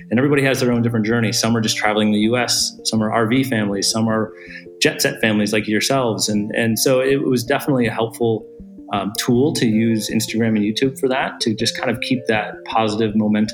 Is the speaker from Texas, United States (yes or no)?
no; Michigan, United States; moved away as an adult; also born or lived in San Francisco; we're both originally from Michigan. We've been married and have been living in San Francisco for about 10 years